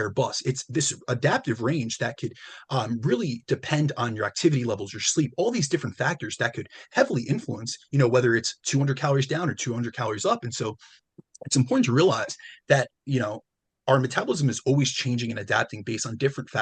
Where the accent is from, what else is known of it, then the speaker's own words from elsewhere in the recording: New Jersey, United States; I'm Italian. So, you know, I'm from Jersey too